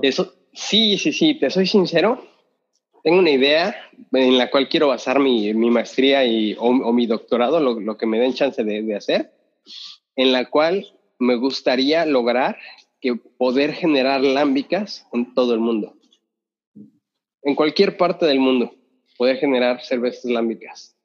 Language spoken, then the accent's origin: Spanish; Mexico; moved away; yo de México